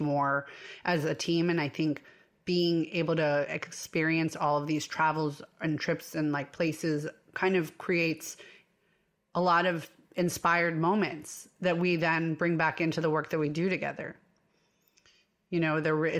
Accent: New York, United States; being a New Yorker

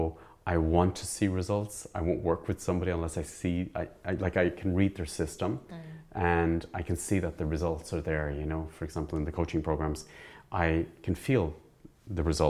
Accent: Ireland; I grew up in the Irish background and in not a very wealthy family and middle class family

